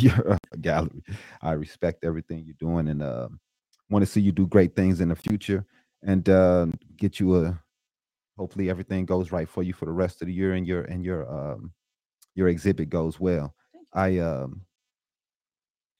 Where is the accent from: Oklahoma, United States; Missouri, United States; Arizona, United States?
Missouri, United States; St. Louis; now in Phoenix, United States; I'm from St. Louis